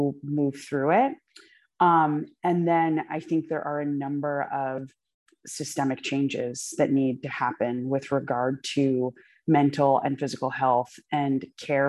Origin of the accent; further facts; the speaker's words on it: Poughkeepsie, New York, United States; I was born in Poughkeepsie, New York. Like, I am an American